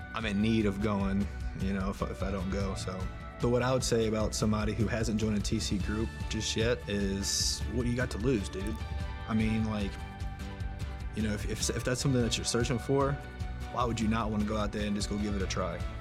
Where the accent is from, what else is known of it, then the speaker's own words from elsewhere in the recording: New Orleans, Louisiana, United States; moved away as an adult; also born or lived in Baltimore, Maryland; Born and raised in New Orleans.